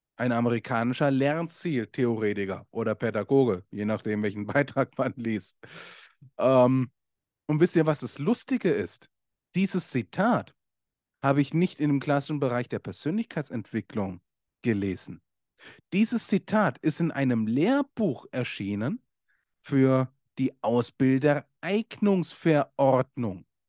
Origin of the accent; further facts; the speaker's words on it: Germany; bei uns in Deutschland